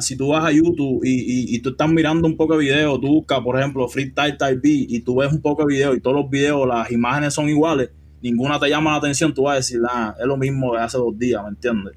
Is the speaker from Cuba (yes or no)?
yes; Cuba; moved away as an adult; now in Los Angeles, United States; Yo vine directo de Cuba